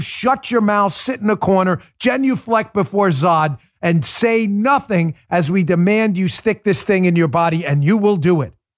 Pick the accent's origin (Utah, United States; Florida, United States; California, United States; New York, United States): New York, United States; New York City; moved away as an adult; I was raised in New York City up until I was in my 20s